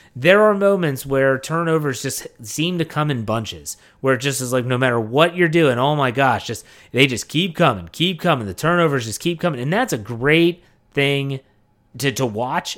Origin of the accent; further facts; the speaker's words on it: Wheeling, West Virginia, United States; now in Maryland, United States; I remember growing up in Wheeling, West Virginia